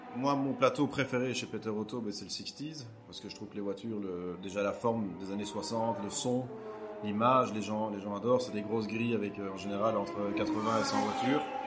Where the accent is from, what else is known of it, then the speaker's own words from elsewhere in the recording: Belgium; chez nous en Belgique